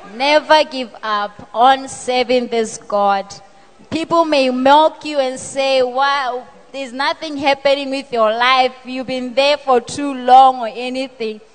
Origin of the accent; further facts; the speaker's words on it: Botswana; I am from Botswana.